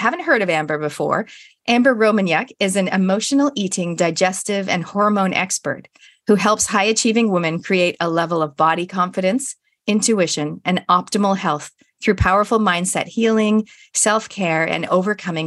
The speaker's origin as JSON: {"language": "English", "country": "Canada", "moved": "yes", "lives_now": "New Zealand", "said": "I'm originally from Canada"}